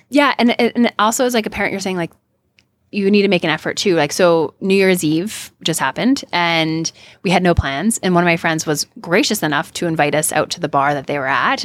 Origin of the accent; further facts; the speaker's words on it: Canada; also born or lived in California; now in United States; I'm Canadian, um, and American.